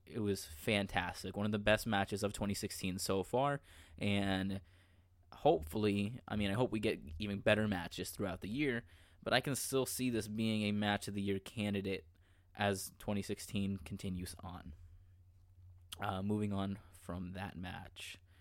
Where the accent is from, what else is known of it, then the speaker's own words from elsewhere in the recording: Orlando, Florida, United States; Orlando, Florida this year, my hometown